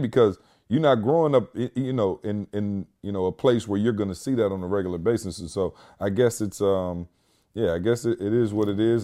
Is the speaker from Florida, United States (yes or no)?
no; Lansing, Michigan, United States; now in Georgia, United States; Lansing, my hometown